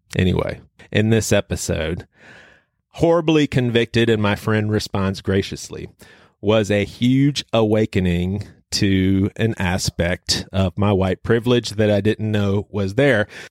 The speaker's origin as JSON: {"language": "English", "region": "the South", "country": "United States", "tie": "born or raised there", "said": "growing up in the South with black and white friends"}